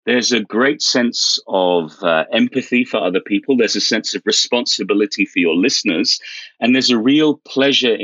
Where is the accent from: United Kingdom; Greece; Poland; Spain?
United Kingdom; moved away as an adult; now in South Korea; I'm British